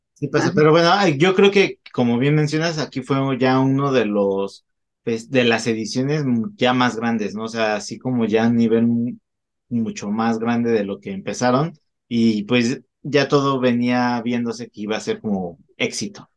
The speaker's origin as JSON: {"language": "Spanish", "country": "Mexico", "said": "como buenos agentes mexicanos que somos"}